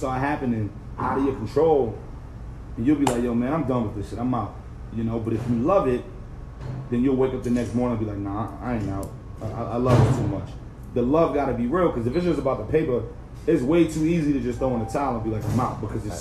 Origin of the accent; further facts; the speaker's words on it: New York City, New York, United States; I'm from Brooklyn